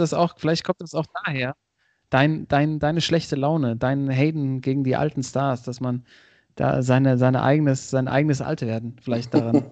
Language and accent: German; Oppenrod, Hesse, Germany; die Kartbahn aus meinem Heimatdorf Oppenroth